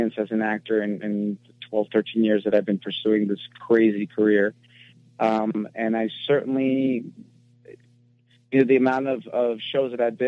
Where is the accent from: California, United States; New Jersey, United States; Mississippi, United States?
California, United States; Los Angeles; I was born and raised in Hollywood, California